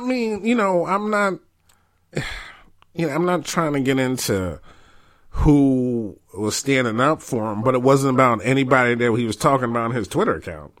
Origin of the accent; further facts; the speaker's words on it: New York, United States; I'm from New York